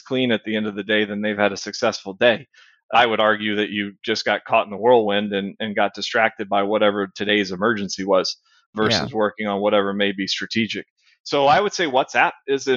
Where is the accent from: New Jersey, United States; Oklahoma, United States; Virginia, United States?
Virginia, United States; moved away as an adult; now in Houston, United States; I grew up in Virginia, and the high schools there are a little smaller.